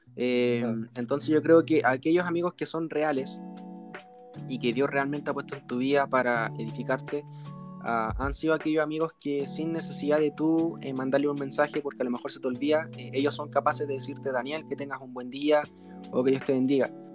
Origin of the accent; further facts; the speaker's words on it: Concepción, Biobío, Chile; soy de la ciudad de Concepción